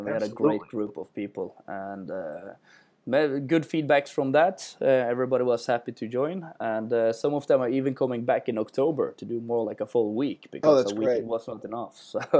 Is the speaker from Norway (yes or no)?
yes; Bergen, Vestland, Norway; every time I go to shows and I tell people I'm from Norway and I'm from Bergen, everybody says, I really want to visit that.